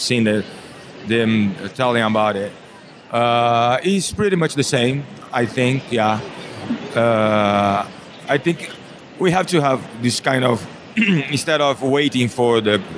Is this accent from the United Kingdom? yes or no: no; Brazil; I'm from Brazil. I have a service design agency in Brazil.